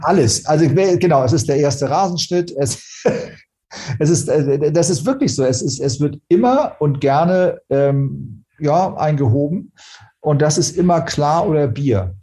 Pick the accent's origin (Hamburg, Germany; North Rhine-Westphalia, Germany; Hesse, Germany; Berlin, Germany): Hamburg, Germany; Ich, als Hamburger brauche ich den Hafen, ich brauche als Hamburger die Nähe zur Nord- und Ostsee